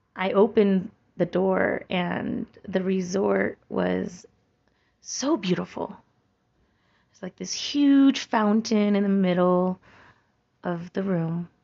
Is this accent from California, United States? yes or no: yes; Santa Cruz, California, United States; moved away; my hometown of Santa Cruz